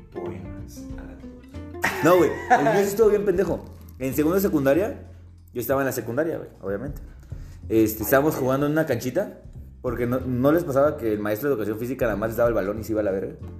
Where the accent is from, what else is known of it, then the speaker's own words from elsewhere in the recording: Tapachula, Chiapas, Mexico; en Tapachula, de donde soy